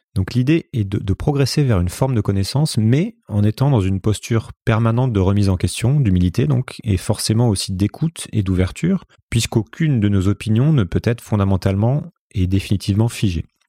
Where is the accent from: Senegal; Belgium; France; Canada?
France; Paris region, Île-de-France; moved away as an adult; also born or lived in Brazil / Hong Kong; now in Lisbon, Portugal; J'ai grandi en région parisienne